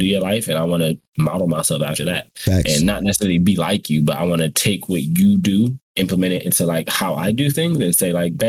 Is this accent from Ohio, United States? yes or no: yes; Cleveland, Ohio, United States; I'm from Cleveland.